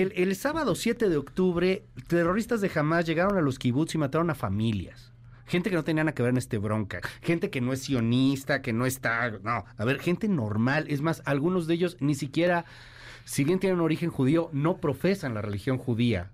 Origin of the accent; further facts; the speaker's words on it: Mexico; siendo mexicanos